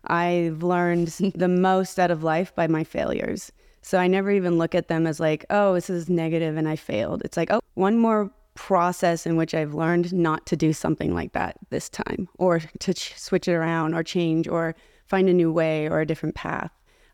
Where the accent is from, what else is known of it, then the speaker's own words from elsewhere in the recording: Arcadia, California, United States; I was born in Southern California in a place called Arcadia, California. And my family moved a lot all over Southern California.